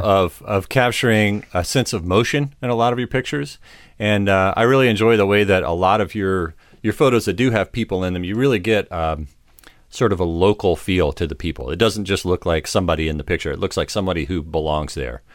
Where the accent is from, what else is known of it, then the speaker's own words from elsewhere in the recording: United States; I'm from the United States